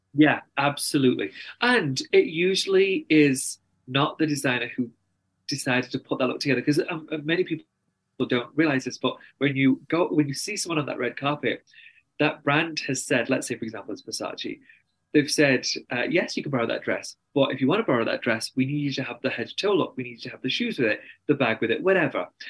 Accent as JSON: {"language": "English", "region": "England", "country": "United Kingdom", "also_born_or_lived": "New York, United States", "accent": "very strong English accent", "moved": "as an adult", "lives_now": "Salt Lake City, United States", "said": "I'm very English, and that means my family's my therapist"}